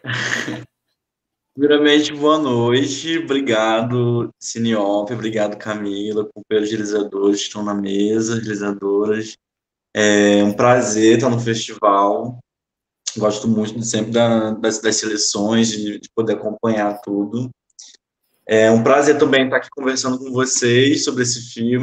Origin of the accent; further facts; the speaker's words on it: Nova Iguaçu, Rio de Janeiro, Brazil; also born or lived in Maré, Rio de Janeiro; now in Rio de Janeiro, Brazil; eu nasci aqui no Rio, é, atualmente eu resido na Maré, nasci na Maré, mas fui criado muito tempo em Nova Iguaçu